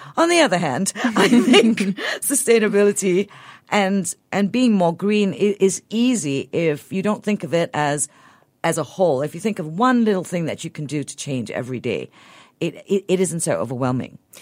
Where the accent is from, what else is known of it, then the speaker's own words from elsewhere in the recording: Sabah, Malaysia; moved away; I grew up in Sabah